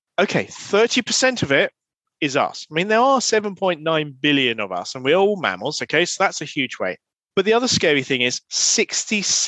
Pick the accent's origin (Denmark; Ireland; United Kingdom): United Kingdom; I'm a Brit